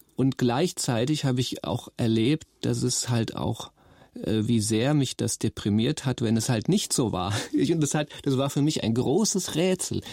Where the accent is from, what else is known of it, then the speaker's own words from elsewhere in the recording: Nauheim, Hesse, Germany; also born or lived in Rüsselsheim; Ich bin 1968 geboren in Rüsselsheim und bin ganz in der Nähe in Nauheim geboren